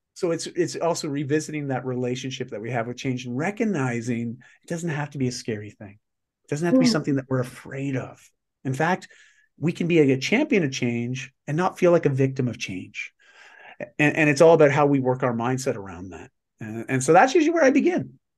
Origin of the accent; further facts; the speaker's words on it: Canada; I'm Canadian